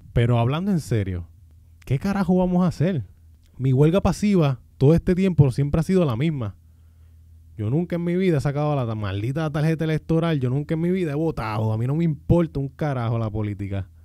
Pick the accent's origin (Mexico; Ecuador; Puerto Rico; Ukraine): Puerto Rico; mi pueblo